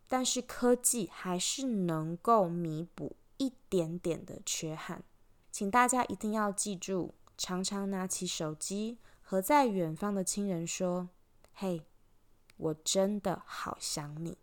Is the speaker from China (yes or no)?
no; Taiwan; moved away as an adult; also born or lived in Switzerland / Belgium; now in Australia; 从十九岁离开台湾以后，不管我人在哪里，国际的脚步走到哪里，我永远记得我来自台湾。不管我以前在瑞士读书，在比利时工作，还是现在旅居澳洲，都是一样的